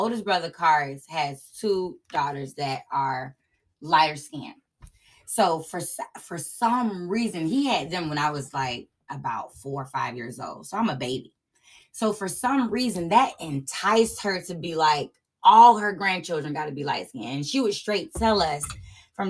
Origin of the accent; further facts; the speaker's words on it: Sulphur Springs, United States; growing up in Sulphur Springs